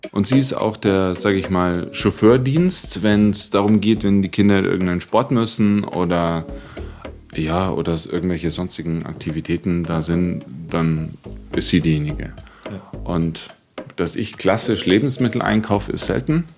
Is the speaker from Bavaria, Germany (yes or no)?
yes; Munich, Bavaria, Germany; da, wo ich aufgewachsen bin, das war eine Sozialwohnungssiedlung in München